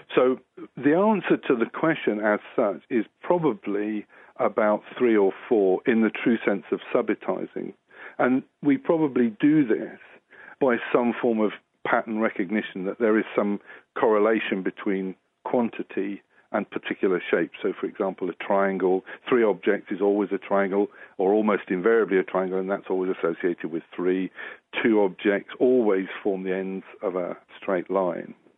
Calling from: South Africa; I'm phoning you from South Africa

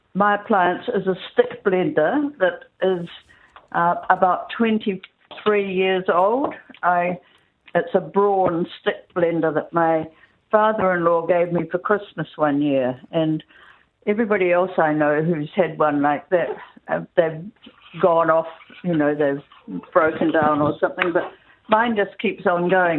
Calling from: north of Cheviot, South Island, Canterbury, New Zealand; I'm calling from north of Cheviot in the in the South Island

